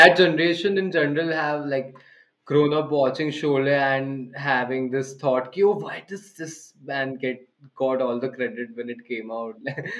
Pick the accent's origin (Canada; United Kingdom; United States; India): India; us Indians as the Indian audience